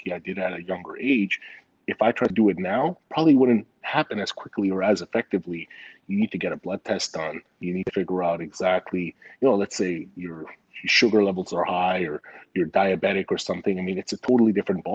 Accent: Montreal, Quebec, Canada; born or raised there; moved away; also born or lived in Vancouver

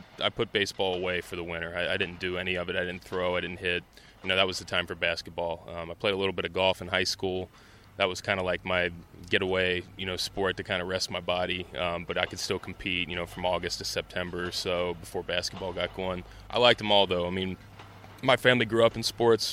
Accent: Cincinnati, Ohio, United States; growing up in Cincinnati

